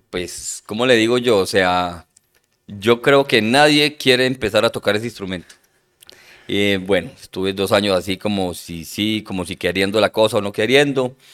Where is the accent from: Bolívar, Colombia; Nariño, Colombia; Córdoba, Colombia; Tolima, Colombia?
Córdoba, Colombia; Montelíbano; born there; also born or lived in Medellín; Nosotros somos de una familia numerosa. Eh, nací en Montelíbano, Córdoba.